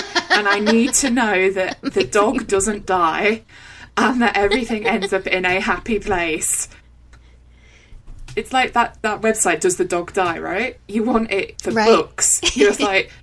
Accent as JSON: {"language": "English", "country": "United Kingdom", "said": "being British"}